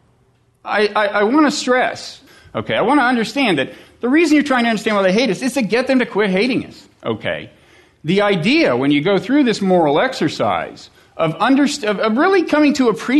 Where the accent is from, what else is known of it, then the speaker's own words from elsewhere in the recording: United States; as an American who has children